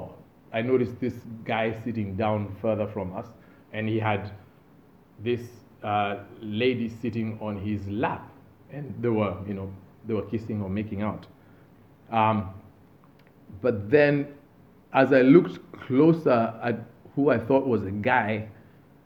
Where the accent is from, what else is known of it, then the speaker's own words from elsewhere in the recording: Kenya; moved away as an adult; where are you from? And I say, Kenya